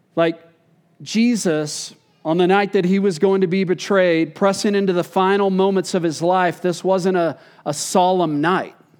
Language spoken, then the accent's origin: English; Texas, United States; growing up in Texas